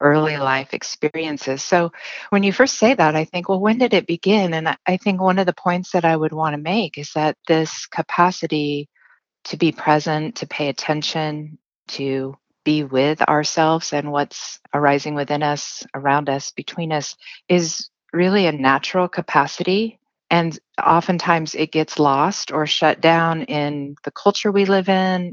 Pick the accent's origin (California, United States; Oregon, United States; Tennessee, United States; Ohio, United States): Oregon, United States; Central; I grew up in Central Oregon, so we had some property